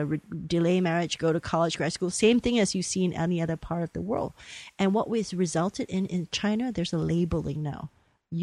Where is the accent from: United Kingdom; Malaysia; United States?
Malaysia; moved away; I'm a third generation of Chinese. I grew up in Malaysia